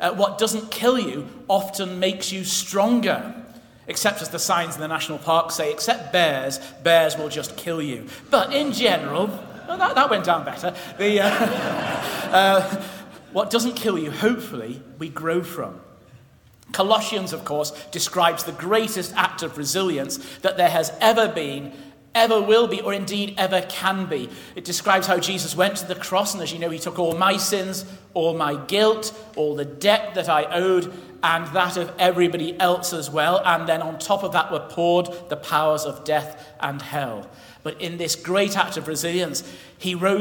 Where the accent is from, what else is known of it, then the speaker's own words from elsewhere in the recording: England, United Kingdom; we're English